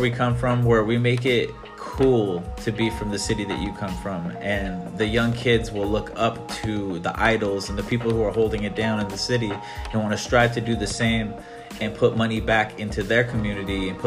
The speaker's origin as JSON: {"language": "English", "region": "Northwest", "country": "United States", "tie": "born or raised there", "said": "make the Northwest my platform for me to amplify my hometown"}